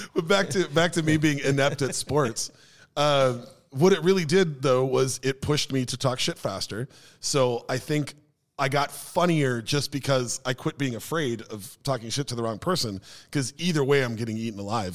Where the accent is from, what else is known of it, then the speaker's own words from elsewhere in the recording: Minneapolis, Minnesota, United States; also born or lived in Maple Grove; my group of friends growing up in Minneapolis before I moved out to, uh, Maple Grove